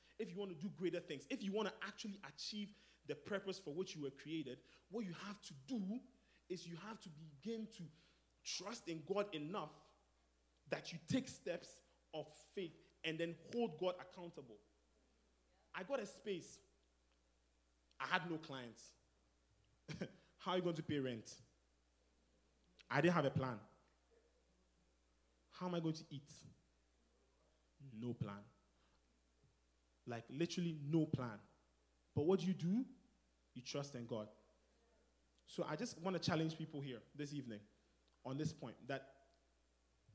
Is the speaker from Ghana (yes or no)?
yes; Ghana; moved away; I'm from Ghana